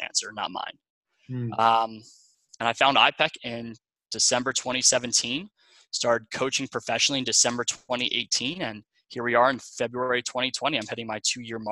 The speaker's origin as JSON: {"language": "English", "area": "Long Island", "region": "New York", "country": "United States", "tie": "born or raised there", "also_born_or_lived": "Ohio", "moved": "as an adult", "said": "I'm originally from Long Island, New York. I had the typical Long Island upbringing"}